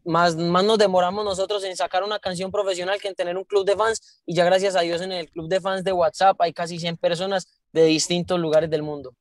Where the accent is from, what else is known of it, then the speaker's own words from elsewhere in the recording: Santo Domingo, Antioquia, Colombia; yo soy de Antioquia, de, un pueblo que se llama Santo Domingo, Antioquia